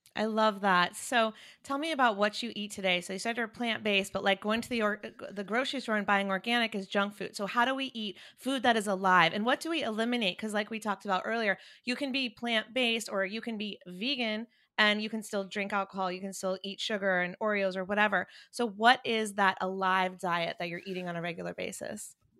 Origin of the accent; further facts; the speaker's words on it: North Carolina, United States; now in California, United States; I'm the girl from North Carolina that moved to California